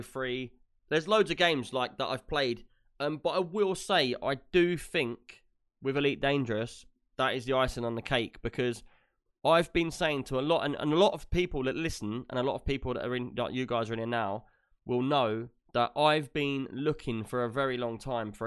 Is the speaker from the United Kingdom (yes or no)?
yes; United Kingdom